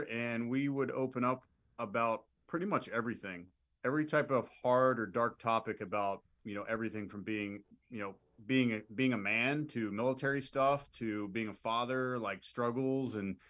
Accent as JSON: {"language": "English", "town": "Pittsburgh", "region": "Pennsylvania", "country": "United States", "said": "I'll be 35 next month, and I'm originally from Pittsburgh, Pennsylvania."}